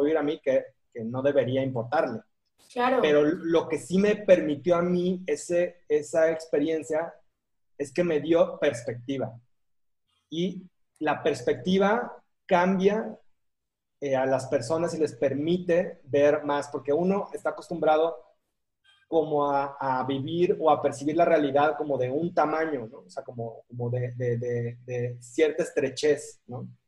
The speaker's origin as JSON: {"language": "Spanish", "town": "Acapulco", "region": "Guerrero", "country": "Mexico", "also_born_or_lived": "Bogotá, Colombia", "moved": "yes", "said": "el, el, distinto, el raro, el diferente, el que venía de Acapulco, o sea, ¿cómo que eres de Acapulco y eres rubio?"}